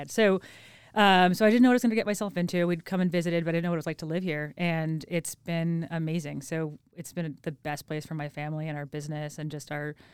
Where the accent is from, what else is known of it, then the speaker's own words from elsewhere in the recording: New York, United States; now in Boise, United States; so I'm from New York, upstate New York